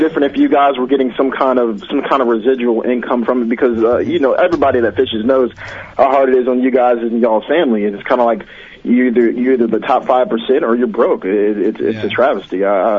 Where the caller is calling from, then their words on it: Atlanta, Georgia, United States; calling from Atlanta, Georgia.